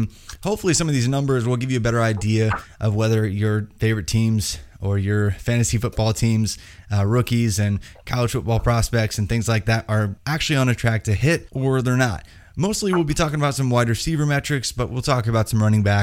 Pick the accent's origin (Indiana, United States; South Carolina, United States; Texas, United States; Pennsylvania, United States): Indiana, United States; I'm from Indiana